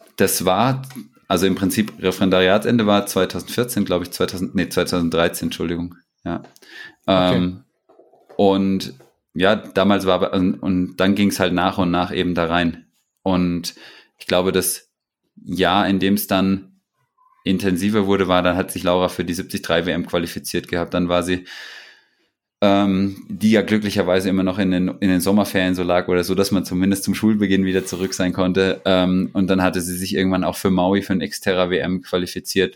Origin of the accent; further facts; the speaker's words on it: Butzbach, Hesse, Germany; hieß das in Butzbach, da wo ich herkomme